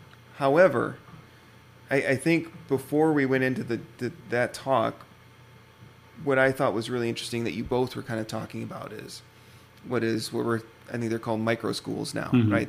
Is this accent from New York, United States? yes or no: no; Wisconsin, United States; I grew up in Wisconsin